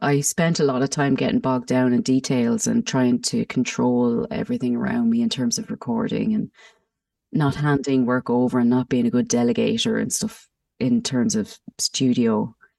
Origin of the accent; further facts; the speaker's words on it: Mullingar, Leinster, Ireland; moved away as an adult; now in Germany; I'm from Meath as well, Mullingar